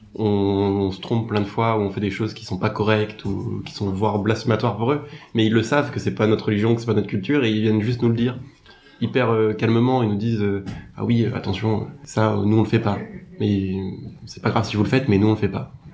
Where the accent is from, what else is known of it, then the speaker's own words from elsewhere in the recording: France; qu'on est français